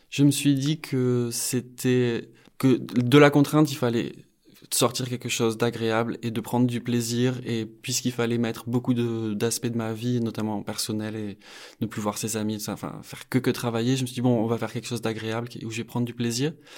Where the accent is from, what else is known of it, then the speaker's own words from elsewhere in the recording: Bayonne, Nouvelle-Aquitaine, France; J'ai grandi au Pays Basque, je suis né à Bayonne